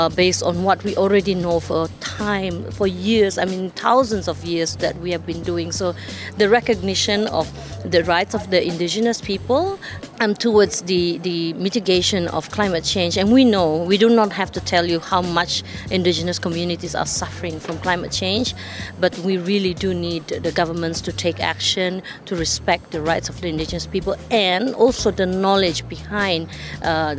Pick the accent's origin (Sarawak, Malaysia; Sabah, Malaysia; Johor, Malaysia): Sabah, Malaysia; I come from the Katazan community. Katazan community, we live in the island of Borneo. I'm from the state of Sabah, Malaysia